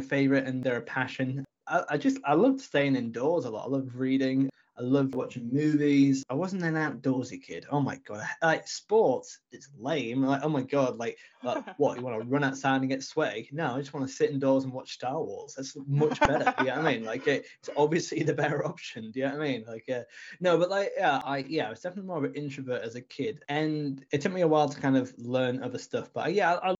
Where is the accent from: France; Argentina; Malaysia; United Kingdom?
United Kingdom; Brompton-on-Swale, Yorkshire and the Humber; also born or lived in Canterbury, Kent; I grew up in Brompton-on-Swale, which is just outside Richmondshire. And for anyone who is listening internationally, it's in the northeast of England